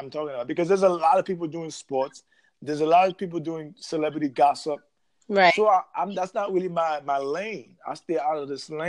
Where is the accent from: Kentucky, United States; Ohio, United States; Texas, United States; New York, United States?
New York, United States; New York City; Because you know, hey, I grew up in New York City, man. I know about music very well.